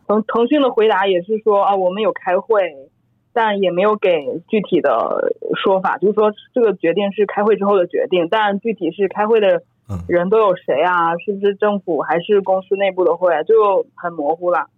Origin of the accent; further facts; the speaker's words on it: China; 我是中国人